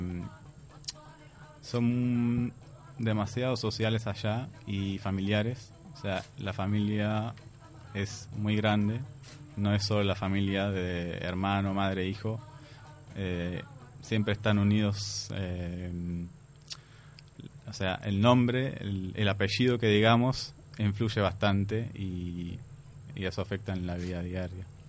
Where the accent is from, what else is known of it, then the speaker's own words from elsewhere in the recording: Palestine; moved away as an adult; also born or lived in Jordan; now in Uruguay; yo nací en Jordania, ellos volvieron a Jordania, nací, y después nos mudamos a Palestina.